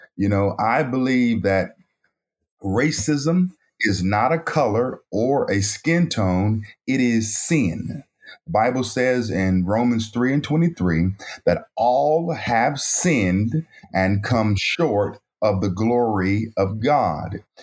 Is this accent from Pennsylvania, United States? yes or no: no; Raleigh, North Carolina, United States; also born or lived in Elizabeth City, North Carolina; I was born in Elizabeth City, North Carolina, a small town on the coast of North Carolina. At the age of about five, my mother moved us from Elizabeth City, North Carolina to Raleigh, North Carolina